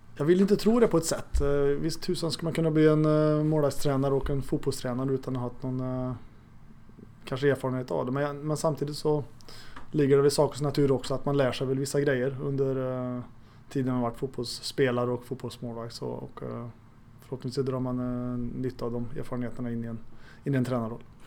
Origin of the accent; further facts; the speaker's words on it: Arvika, Värmland, Sweden; also born or lived in Stockholm; now in Örebro, Sweden; i Arvika där jag växte upp